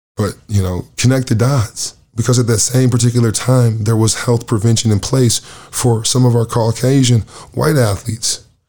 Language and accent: English; Lansing, Michigan, United States; now in Canada; My hometown heroes from Lansing, Michigan